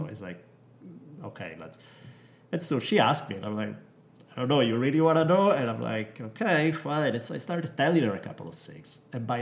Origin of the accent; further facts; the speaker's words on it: Italy; moved away; Growing up in Italy